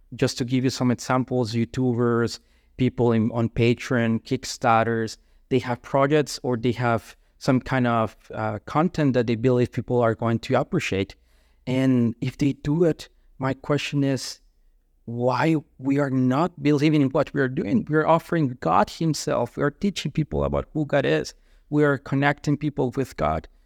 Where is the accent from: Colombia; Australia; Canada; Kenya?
Colombia; moved away; I'm from Colombia